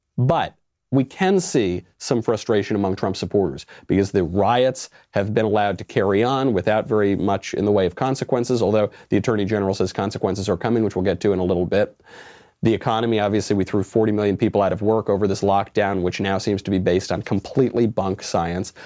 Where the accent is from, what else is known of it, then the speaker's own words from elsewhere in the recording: New York, United States; now in Los Angeles, United States; I'm a New Yorker, was born in New York, while I live in Los Angeles now